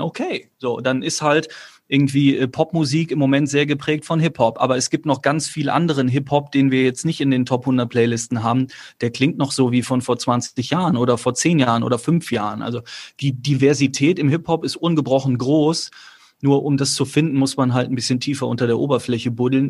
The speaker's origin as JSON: {"language": "German", "area": "near Cologne-Chorweiler", "region": "North Rhine-Westphalia", "country": "Germany", "tie": "born or raised there", "said": "bin ja auch nicht in der Hut groß geworden, auch wenn Köln-Korweiler nur fünf Minuten entfernt war"}